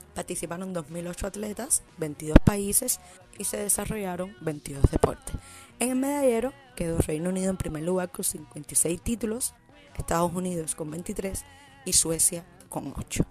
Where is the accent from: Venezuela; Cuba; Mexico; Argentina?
Cuba; Como buena cubana